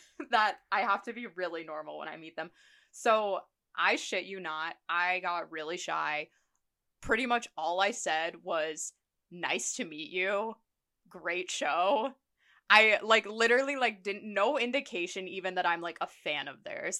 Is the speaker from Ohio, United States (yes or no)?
yes; Columbus, Ohio, United States; moved away; my hometown of Columbus